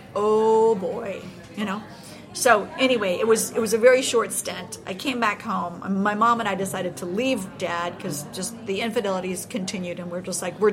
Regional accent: Los Angeles, California, United States; moved away; where I grew up in Los Angeles

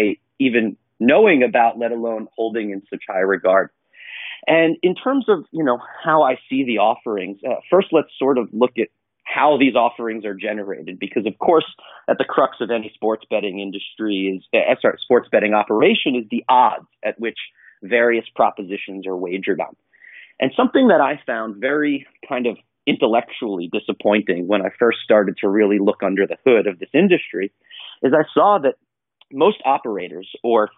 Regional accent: northern New Jersey, United States; also born or lived in Bronx, New York; I was born in the Bronx, but I grew up in a small town in northern New Jersey.

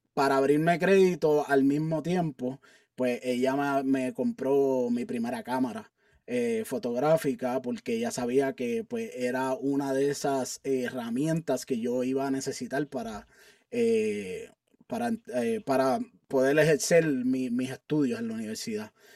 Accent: Carolina, Puerto Rico; moved away as an adult; also born or lived in San Juan, Puerto Rico / Alaska; now in Colorado, United States; yo nací en San Juan, Puerto Rico, eh, y me crié toda mi vida en Carolina, Puerto Rico

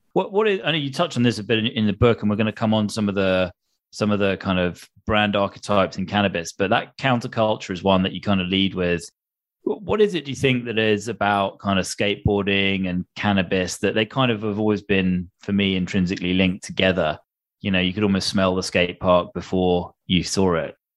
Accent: United Kingdom; a British boy growing up on the other side of the Atlantic

